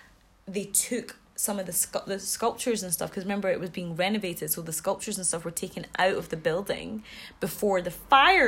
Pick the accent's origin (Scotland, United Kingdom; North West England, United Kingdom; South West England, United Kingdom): Scotland, United Kingdom; Glasgow; I'm from Glasgow